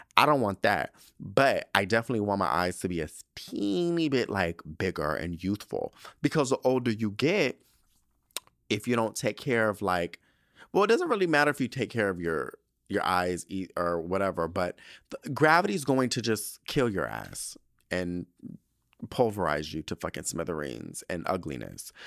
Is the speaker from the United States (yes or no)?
yes; United States; I'm from the United States.